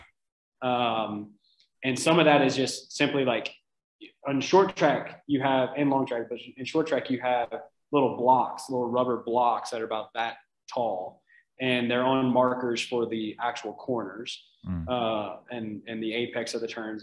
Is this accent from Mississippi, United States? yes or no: yes; Oxford, Mississippi, United States; moved away as an adult; also born or lived in Panama City, Florida; now in Utah, United States; I'm from Oxford, Mississippi. I'm from Ole Miss, University of Mississippi. And so I grew up there, born and raised.